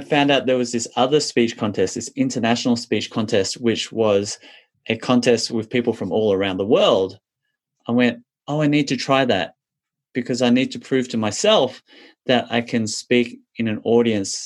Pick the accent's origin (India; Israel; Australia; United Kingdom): Australia; I grew up as a little Chinese boy in Australia, where a lot of the people around me were Caucasian Australians